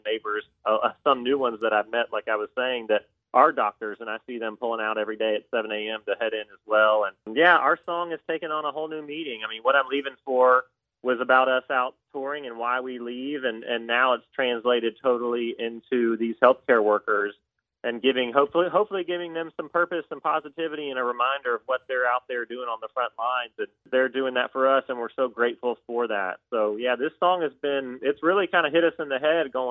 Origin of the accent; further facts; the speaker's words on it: Georgia, United States; I'm from Georgia